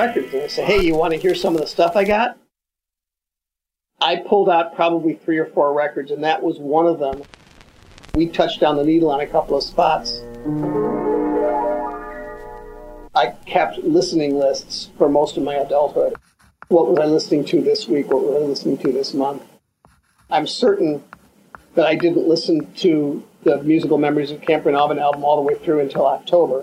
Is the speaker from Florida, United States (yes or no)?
no; Northfield, Illinois, United States; I grew up in Northfield, which is sort of the baby sister of a town called Winnetka